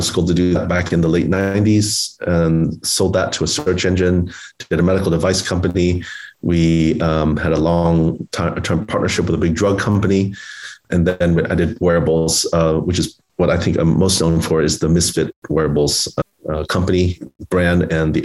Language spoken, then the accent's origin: English; Oklahoma City, Oklahoma, United States; July 4th was my favorite holiday growing up in Oklahoma City